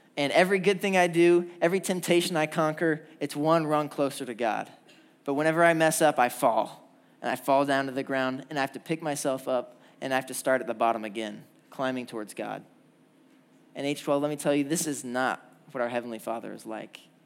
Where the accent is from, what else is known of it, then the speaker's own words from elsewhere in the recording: Indiana, United States; now in Georgia, United States; I'm from Indiana